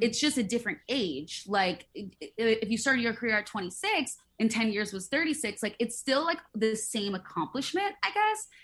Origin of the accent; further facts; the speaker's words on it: Midwest, United States; I grew up in the Midwest